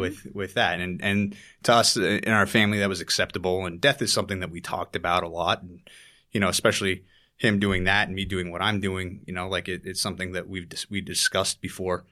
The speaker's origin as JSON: {"language": "English", "town": "Tahoe City", "region": "California", "country": "United States", "tie": "born or raised there", "also_born_or_lived": "Squaw Valley, California", "moved": "as an adult", "lives_now": "New York City, United States", "said": "I grew up in North Lake Tahoe, California. mainly small communities named Tahoe City and Squaw Valley"}